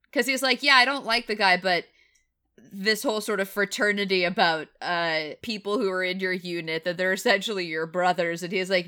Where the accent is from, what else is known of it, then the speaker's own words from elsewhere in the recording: Tennessee, United States; I definitely have had people living in the north who are find out that I'm from Tennessee and they're like, "But you don't sound like it."